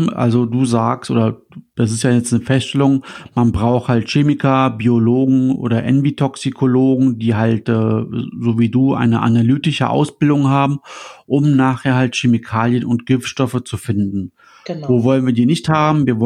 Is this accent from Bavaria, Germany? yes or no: no; Düsseldorf, North Rhine-Westphalia, Germany; also ich als Düsseldorfer, bekomme ich das Wasser dann, dass ich, was nachher aus der Leitung kommt, aus dem Rhein